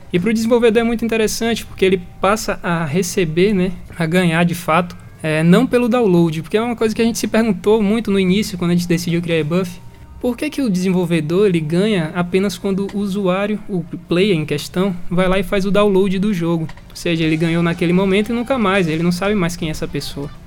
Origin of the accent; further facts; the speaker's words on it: Salvador, Bahia, Brazil; now in Ribeirão Preto, Brazil; um pouco do sotaque que vocês tenham notado diferente é porque nós não somos naturais de Ribeirão Preto, nós somos de Salvador